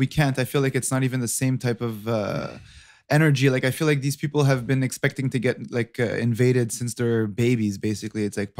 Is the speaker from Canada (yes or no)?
yes; Quebec, Canada; no, I'm not from here. I'm from Quebec.